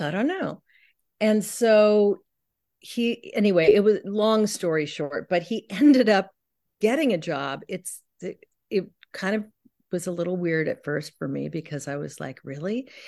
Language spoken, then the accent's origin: English; San Francisco, California, United States; also born or lived in New York; now in Pacific Northwest, United States; I grew up in San Francisco in, in the sixties